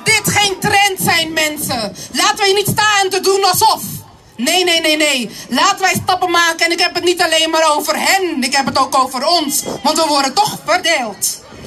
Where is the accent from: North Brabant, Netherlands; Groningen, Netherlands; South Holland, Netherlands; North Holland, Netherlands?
South Holland, Netherlands; Rotterdam; ik ben hier geboren en getogen